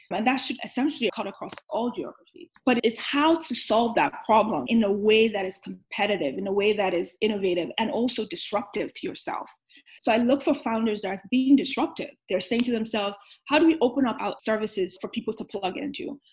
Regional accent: Nigeria; moved away; also born or lived in New York; I grew up in Nigeria

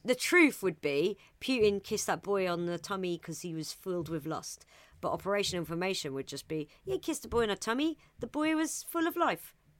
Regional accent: England, United Kingdom; I'm English

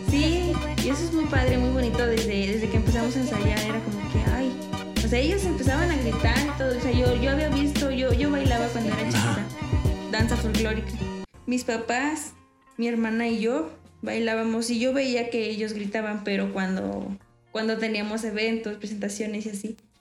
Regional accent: San Luis Potosí, Mexico; de San Luis.

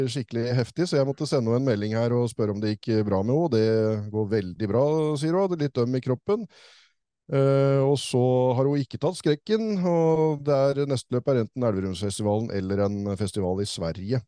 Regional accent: Tønsberg, Vestfold, Norway; moved away; det var helt absurd å være på å se … hjemme i Tønsberg

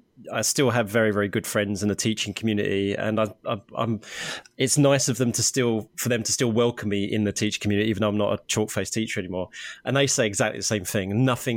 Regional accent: Harlow, East of England, United Kingdom; But I did a sponsored bike ride from my hometown of Harlow in Essex, which is just outside of London, all the way up to Norwich here in East Anglia.

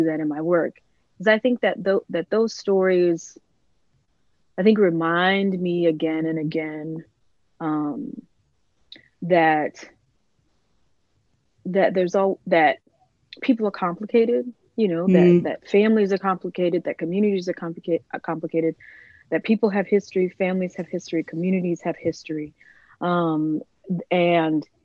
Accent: DeLisle, Mississippi, United States; my hometown, DeLille

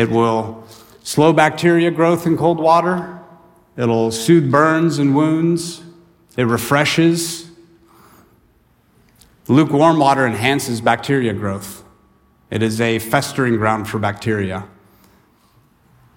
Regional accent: the Sierras, California, United States; I grew up in the Sierras, you know, it would get hot, triple digits, and the river that I went to was fed by the glacier out of Yosemite, in the Merced River

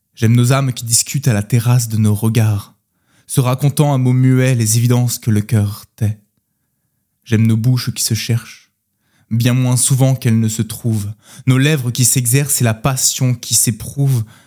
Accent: Orléans, Centre-Val de Loire, France; moved away as an adult; now in Nantes, France; je viens d'Orléans, de la, campagne orléanaise. J'y ai passé 22 euh, années de ma vie.

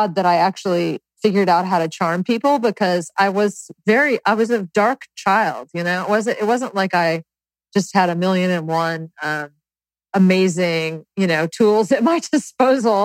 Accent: North Carolina, United States; growing up in the South in North Carolina

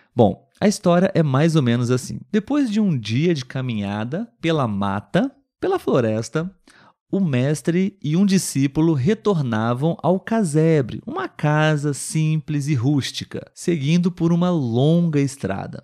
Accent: Brazil; Eu sou brasileiro

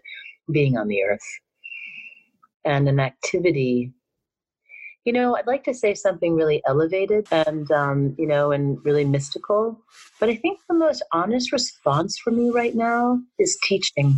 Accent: New York, United States; I'm from New York

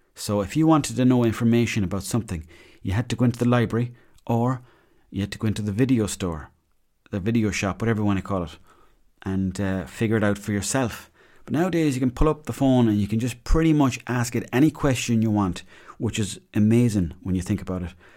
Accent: Mayo, Connacht, Ireland; I grew up in Mayo.

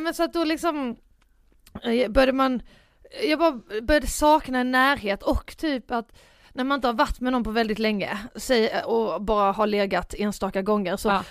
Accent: Båstad, Skåne, Sweden; moved away; jag var hemma på Bjärehalvön och ja. Båstad som jag kommer ifrån, som mm. är ju mm. en ganska liten

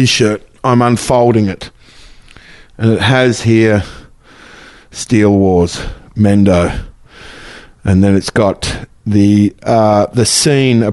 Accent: Melbourne, Victoria, Australia; moved away; I came from Melbourne

